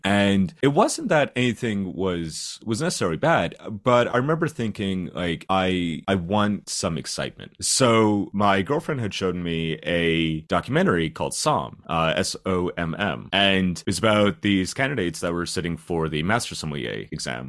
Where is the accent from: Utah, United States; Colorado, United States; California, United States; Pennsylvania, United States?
Pennsylvania, United States; Schuylkill County; moved away as an adult; now in London, United Kingdom; I came from Schuylkill County, very, very small town, like, big coal mining area.